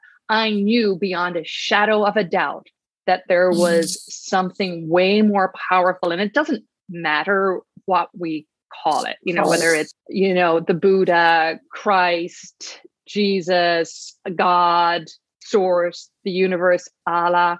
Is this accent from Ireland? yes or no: yes; Ireland; I grew up in Ireland